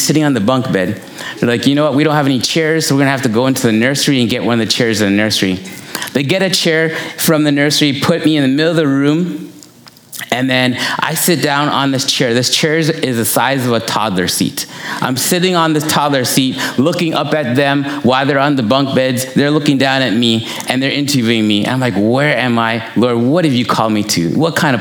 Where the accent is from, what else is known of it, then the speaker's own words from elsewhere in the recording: Toronto, Ontario, Canada; I grew up in Malvern